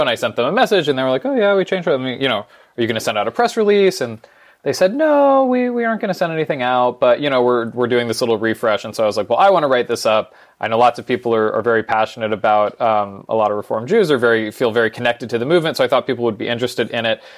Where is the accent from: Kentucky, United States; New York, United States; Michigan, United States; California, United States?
California, United States; San Francisco; moved away as an adult; also born or lived in Vancouver, Canada; I grew up on the West Coast, uh, in San Francisco